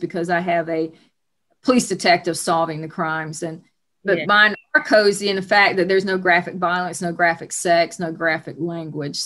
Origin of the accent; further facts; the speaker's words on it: Atlanta, Georgia, United States; I'm from Atlanta, Georgia